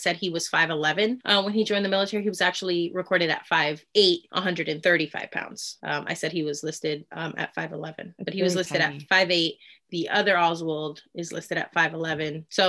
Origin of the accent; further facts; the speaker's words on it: United States; I'm Mexican American. I'm from here.